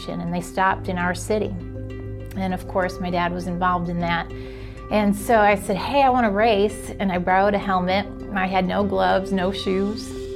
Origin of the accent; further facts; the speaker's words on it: Chicago, Illinois, United States; now in Alabama, United States; Born and raised in Chicago, and my parents divorced when I was 5.